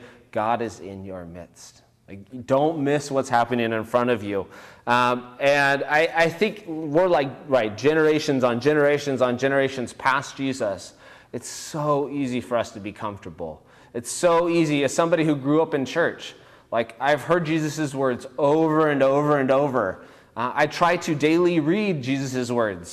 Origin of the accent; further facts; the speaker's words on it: Bakersfield, California, United States; now in Fresno, United States; I grew up in Bakersfield